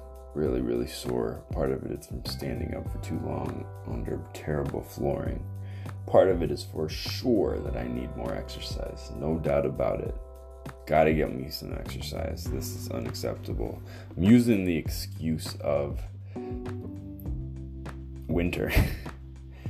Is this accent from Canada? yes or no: yes; Canada; I am Canadian